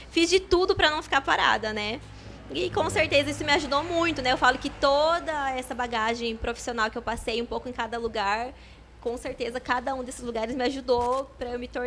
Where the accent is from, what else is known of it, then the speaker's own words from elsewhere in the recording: Botucatu, São Paulo, Brazil; Sim, sou de Botucatu mesmo. Nascida aqui. E toda a minha família também. Nunca saí de Botucatu.